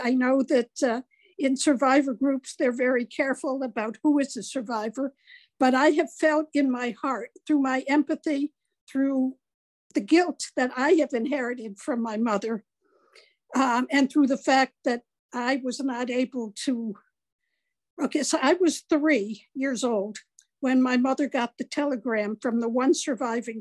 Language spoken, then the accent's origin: English; United States; I was raised in America